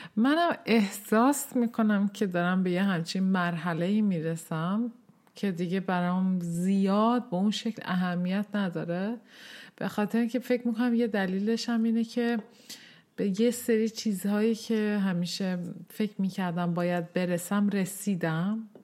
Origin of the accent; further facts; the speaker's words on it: Tehran, Tehran Province, Iran; now in Sweden; من سال 1364 در تهران به این دنیا آمدم